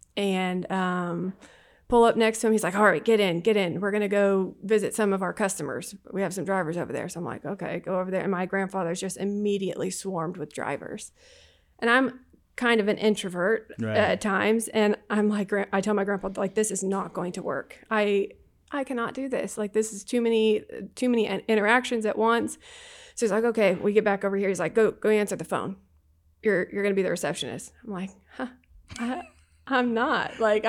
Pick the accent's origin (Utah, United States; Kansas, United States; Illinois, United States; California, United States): Kansas, United States; now in Houston, United States; So I grew up in a small town in Southeast Kansas. I grew up on a farm.